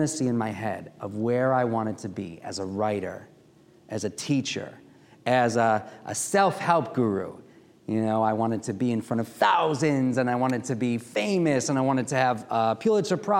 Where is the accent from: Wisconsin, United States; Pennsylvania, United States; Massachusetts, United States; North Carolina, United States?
Wisconsin, United States; Milwaukee; also born or lived in Washington, D.C.; now in Baltimore, United States; I grew up in Milwaukee, Wisconsin